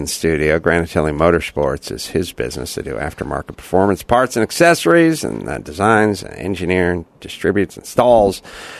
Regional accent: Los Angeles, California, United States; I'm from North Hollywood.

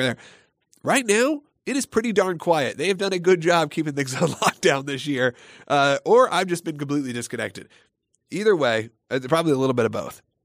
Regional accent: Gwinnett County, outside Atlanta, Georgia, United States; the Gwinnett Place Mall, which was my hometown mall when I was a kid

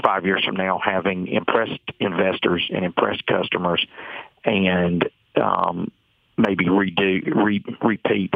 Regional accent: Atlanta, Georgia, United States; I'm being from Atlanta

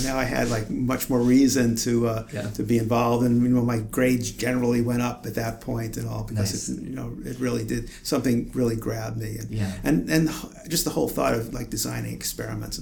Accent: New York City, New York, United States; moved away; I grew up in Brooklyn, New York, and actually lived in Brooklyn my entire life

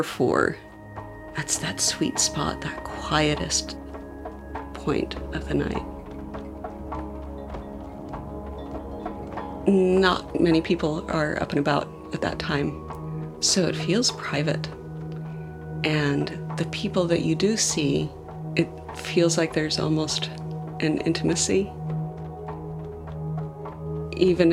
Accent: Provo, Utah, United States; I grew up in Provo, Utah, in kind of the center of Mormon land

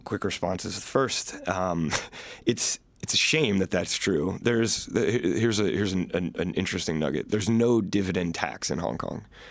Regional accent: Virginia, United States; I'm from Virginia, so, so I grew up going into restaurants

